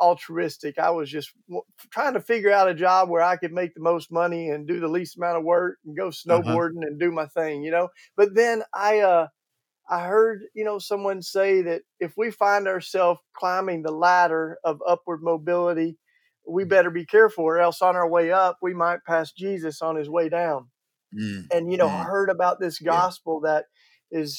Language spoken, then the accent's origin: English; East Tennessee, United States; accent: Southern; now in Philadelphia, United States; I grew up in East Tennessee, you know, right outside the Smoky Mountains